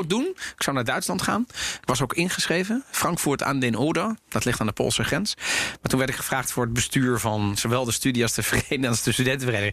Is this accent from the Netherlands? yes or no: yes; Netherlands; ik ben ook opgegroeid in Nederland